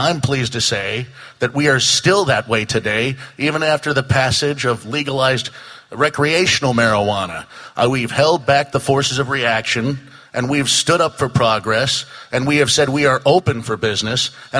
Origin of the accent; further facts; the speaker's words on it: Coquille, Oregon, United States; the mayor of my hometown of Coquille for the last 3.5 years.